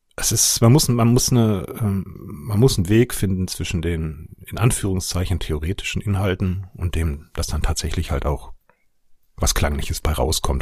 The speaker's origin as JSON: {"language": "German", "area": "Ruhr area", "region": "North Rhine-Westphalia", "country": "Germany", "moved": "yes", "said": "wie man vielleicht ein bisschen hört, komme ich ursprünglich aus dem Ruhrgebiet"}